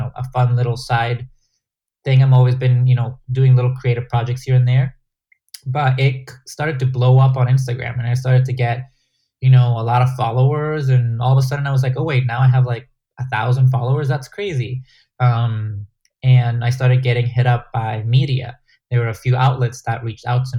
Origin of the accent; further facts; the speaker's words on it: Guatemala; English is a second language; moved away; game that I grew up in playing in Guatemala